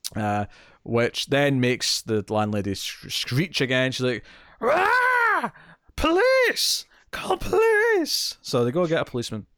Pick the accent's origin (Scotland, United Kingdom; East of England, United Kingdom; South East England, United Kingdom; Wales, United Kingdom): Scotland, United Kingdom; accent: Scottish; I still sound Scottish